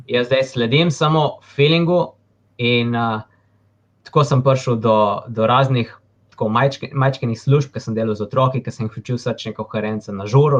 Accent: Slovenia; sem se rodil v Sloveniji

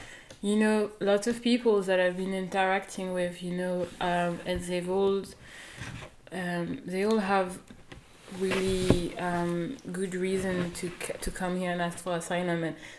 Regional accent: France; also born or lived in Central African Republic; now in Lesbos, Greece; I was born in France, but my mom was born there

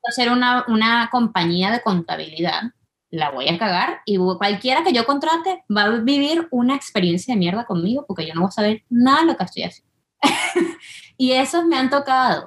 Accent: Venezuela; moved away; las dos somos venezolanas

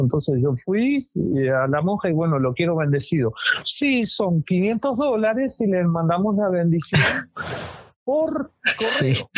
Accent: Uruguay; moved away; also born or lived in Ecuador; el paisito tira, como decimos nosotros

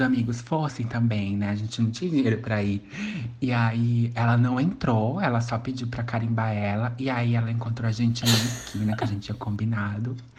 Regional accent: São João Batista, Maranhão, Brazil; E a cidade que eu nasci, no Maranhão, é São João Batista

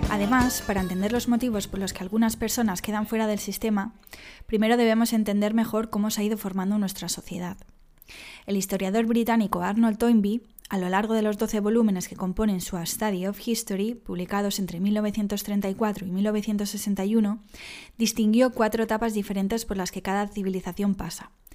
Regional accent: Dénia, Valencian Community, Spain; born or raised there

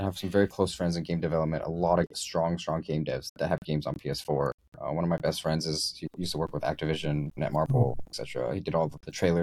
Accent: United States; moved away; I'm American.

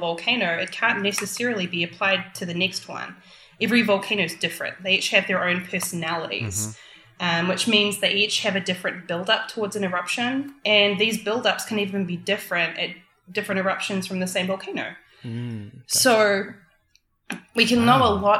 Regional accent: New Zealand; moved away; I'm from New Zealand

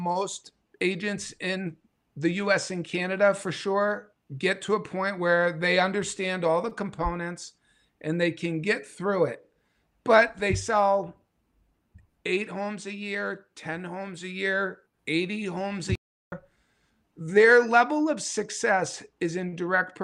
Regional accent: New England, United States; I'm from New England

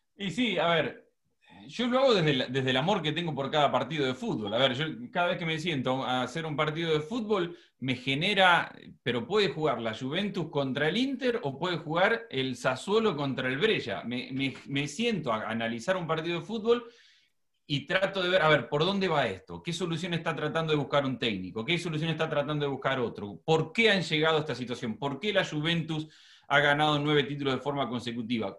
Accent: Argentina; moved away as an adult; also born or lived in Buenos Aires; now in United States; Como argentina

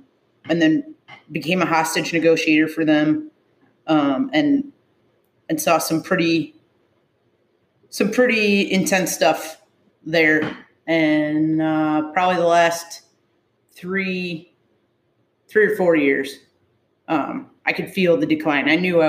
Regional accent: Illinois, United States; moved away as an adult; also born or lived in Seattle; Born and raised in Illinois.

